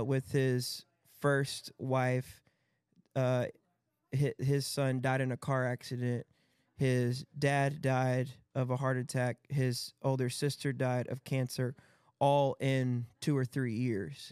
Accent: Battle Creek, Michigan, United States; in Battle Creek, Michigan, which was my hometown

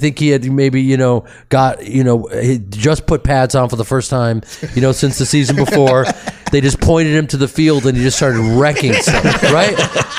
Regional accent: Chicago, Illinois, United States; I'm from Chicago, so I'm a huge Bears fan.

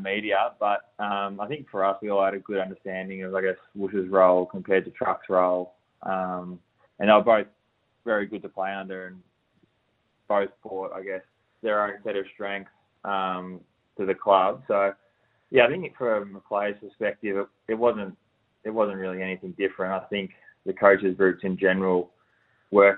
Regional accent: Rowville, southeast of Melbourne, Victoria, Australia; moved away as an adult; now in Perth, Australia; I'm from Rogal, which is a suburb kind of maybe 40 minutes southeast of Melbourne. I grew up out there

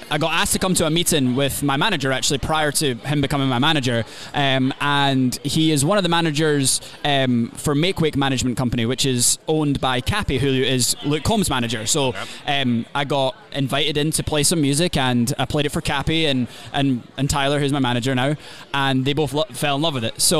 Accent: Scotland, United Kingdom; now in Nashville, United States; growing up in Scotland, there's such a huge folk scene

